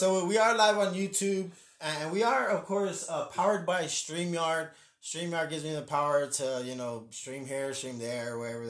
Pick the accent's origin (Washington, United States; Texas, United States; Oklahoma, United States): Texas, United States; San Antonio; especially if you're born and raised in San Antonio, you ain't got nothing to do as a kid, so you're like, oh, let's go walk downtown.